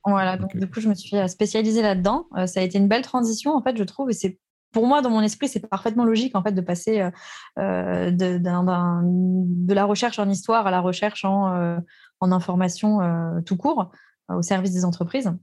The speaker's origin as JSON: {"language": "French", "area": "Alsace", "region": "Grand Est", "country": "France", "tie": "born or raised there", "said": "je suis née en Alsace"}